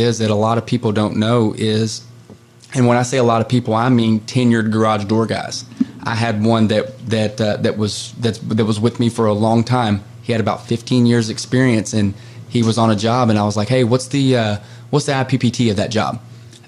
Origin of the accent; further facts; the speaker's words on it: Carrollton, Kentucky, United States; I grew up so in Carrollton. I grew up where the Ohio and the Kentucky River meets